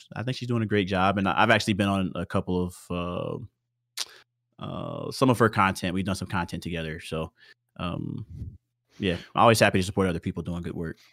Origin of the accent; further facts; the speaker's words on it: Houston, Texas, United States; I was born in Houston, Texas